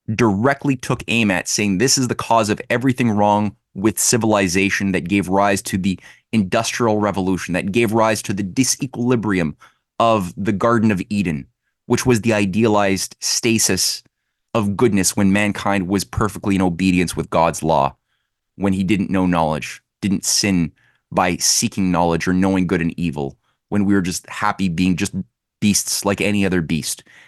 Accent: Quebec, Canada; I'm from Quebec

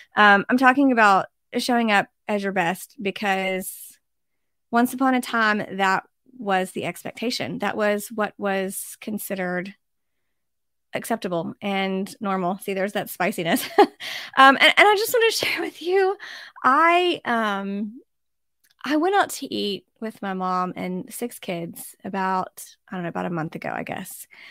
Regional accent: United States; as an American

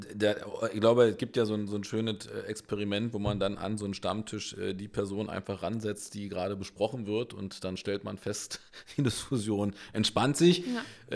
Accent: Berlin, Germany; Wir sind echte Berliner

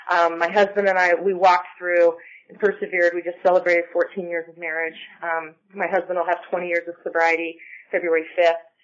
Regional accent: Ireland; I'm Irish, and I also have rosacea

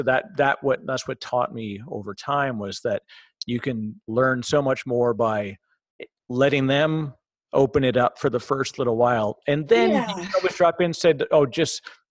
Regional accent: Toronto, Ontario, Canada; also born or lived in Vancouver; now in New Jersey, United States; I'm originally from Toronto

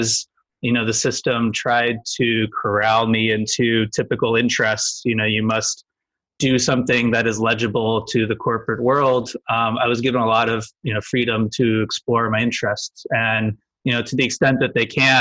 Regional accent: Cleveland, Ohio, United States; Grew up in the Midwest, Cleveland

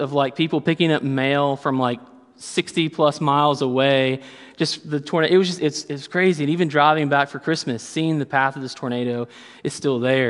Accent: Kentucky, United States; I'm from Kentucky

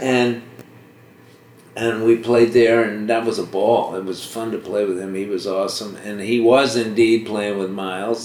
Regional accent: Washington, District of Columbia, United States; moved away; also born or lived in Boston; I was born in Boston, but I so, but I lived, uh, kind of grew up in Washington, D.C.

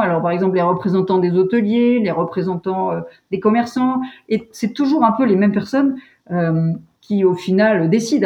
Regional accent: Val d'Isère, Auvergne-Rhône-Alpes, France; moved away as an adult; also born or lived in Bourg-Saint-Maurice / Grenoble; je suis née à Bourg-Saint-Maurice et j'ai grandi à Val d'Isère

